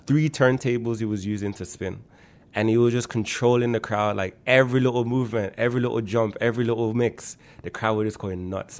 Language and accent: English; Birmingham, West Midlands, United Kingdom; moved away as an adult; also born or lived in Erdington / Toronto, Canada; now in Canada; I was born and raised in Handsworth